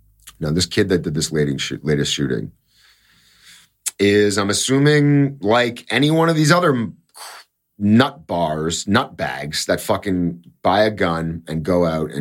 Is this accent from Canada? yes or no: yes; Canada; I'm Canadian